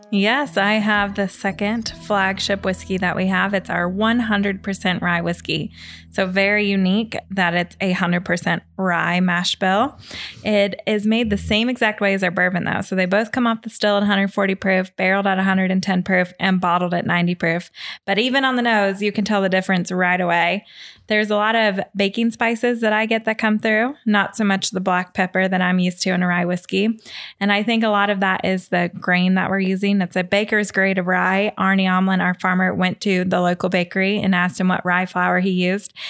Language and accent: English; Kentucky, United States; also born or lived in Washington, D.C.; now in Seattle, United States; I was from Kentucky